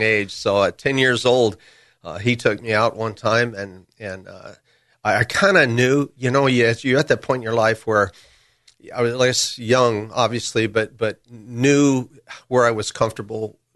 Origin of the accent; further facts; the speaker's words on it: Burbank, California, United States; I grew up in Burbank.